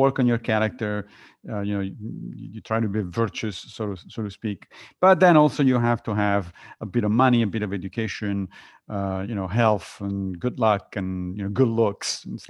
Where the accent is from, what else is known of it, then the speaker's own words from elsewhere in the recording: Italy; So I grew up within a religion. I grew up Catholic in Italy, but I left the religion when I was in high school because lots of things didn't make any sense.